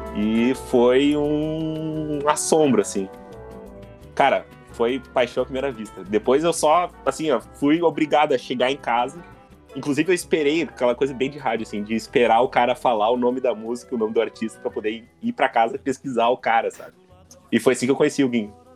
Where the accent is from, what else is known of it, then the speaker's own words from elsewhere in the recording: Canoas, Rio Grande do Sul, Brazil; Como eu sou de Canoas, eu tinha que, eu tinha que ir lá no Bom Conselho para fazer o vestibular da URGS